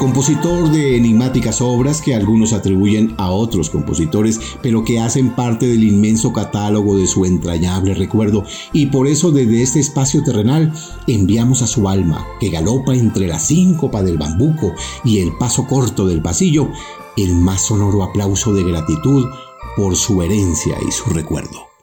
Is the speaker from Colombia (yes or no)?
yes; Colombia